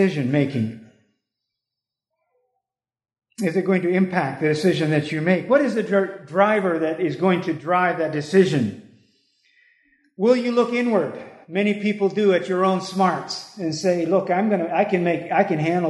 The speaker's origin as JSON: {"language": "English", "country": "United States", "said": "as American people, even Christians"}